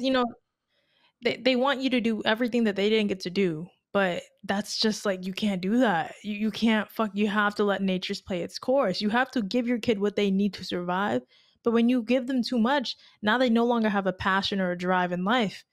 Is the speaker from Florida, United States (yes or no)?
yes; Tampa, Florida, United States; moved away as an adult; now in Miami, United States; I'm from Tampa